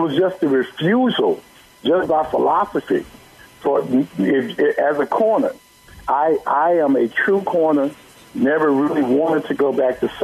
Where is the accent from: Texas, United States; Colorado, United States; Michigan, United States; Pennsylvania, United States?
Texas, United States; Dallas; being a black kid, you know, growing up in Dallas